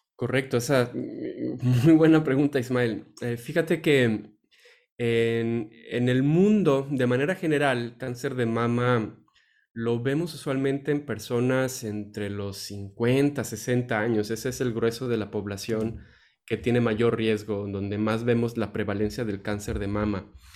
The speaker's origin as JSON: {"language": "Spanish", "country": "Mexico", "said": "nosotros como tal, como mexicanos, como raza"}